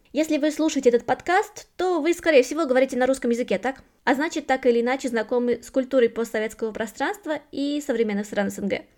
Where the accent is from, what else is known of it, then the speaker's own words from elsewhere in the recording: Russia; moved away as an adult; now in Germany; Я выросла в России, последние девять лет живу в Германии